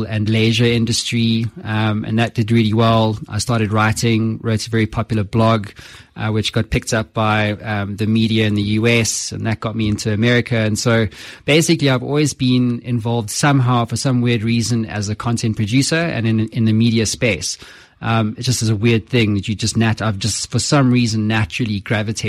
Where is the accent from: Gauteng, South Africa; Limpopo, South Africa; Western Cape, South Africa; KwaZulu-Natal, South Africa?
Western Cape, South Africa; Cape Town; moved away as an adult; also born or lived in London; now in Johannesburg, South Africa; I was born in Cape Town, and then I pretty much lived overseas for the better part of 12 years